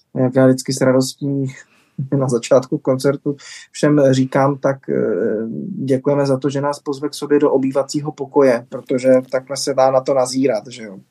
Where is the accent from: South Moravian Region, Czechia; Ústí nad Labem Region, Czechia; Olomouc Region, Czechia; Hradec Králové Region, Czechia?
Olomouc Region, Czechia; Rapotín; já jsem rodákem z Rapotína, což je hned vedlejší vesnička, no spíš vesnice, skoro tři tisíce obyvatel, vedle Šumperka severně od Šumperka